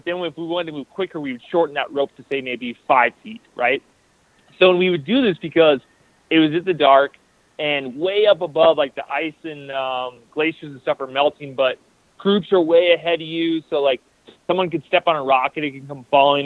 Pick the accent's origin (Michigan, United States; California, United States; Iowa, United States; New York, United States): Iowa, United States; I'm from Iowa